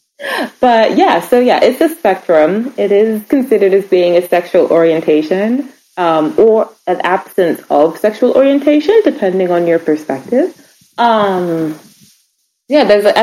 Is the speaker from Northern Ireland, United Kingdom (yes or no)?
no; Reading, South East England, United Kingdom; I'm from Reading, Berkshire in England.